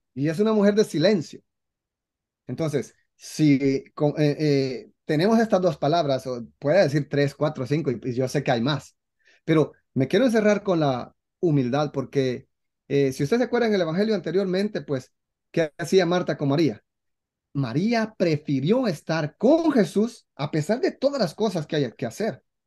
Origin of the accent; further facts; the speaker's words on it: Guatemala; en mi país, Guatemala, eh, somos un poco machistas